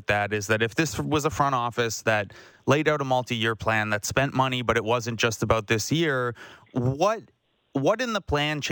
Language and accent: English; Canada; my hometown here in Canada